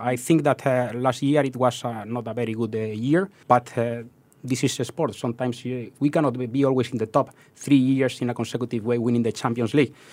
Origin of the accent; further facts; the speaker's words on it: southeast of Spain, Spain; English is a second language; moved away as an adult; also born or lived in Madrid; now in Singapore; I'm not from Madrid. I'm from the southeast of Spain